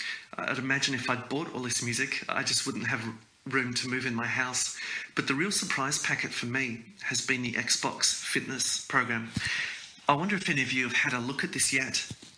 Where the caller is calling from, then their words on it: Hobart, Tasmania, Australia; I'm calling in from Hobart in Tasmania.